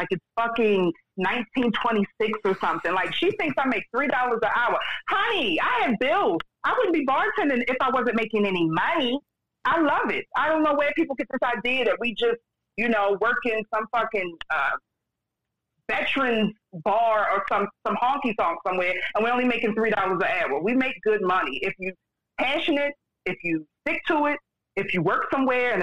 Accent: Baltimore, Maryland, United States; So I'm from Baltimore, Maryland. I live in Baltimore City

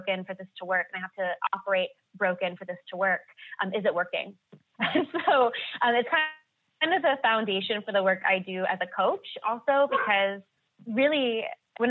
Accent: United States; growing up in America

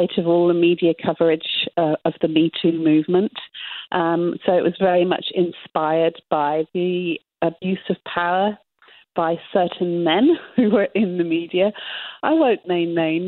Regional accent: England, United Kingdom; being English

